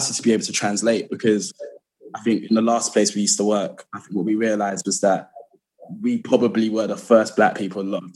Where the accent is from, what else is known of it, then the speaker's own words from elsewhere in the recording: London, United Kingdom; I'm from, like, as all of us are, I think, from South London. Born and raised in Lewisham.